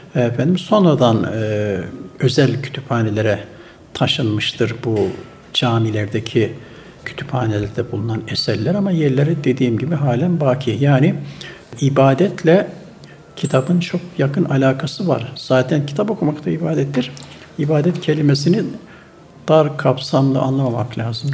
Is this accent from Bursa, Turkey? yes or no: no; Turhal, Tokat, Turkey; moved away as an adult; now in Istanbul, Turkey; 1952 yılında Tokat'ın Turhal ilçesinin Üzümören köyünde dünyaya geldim, gelmişim.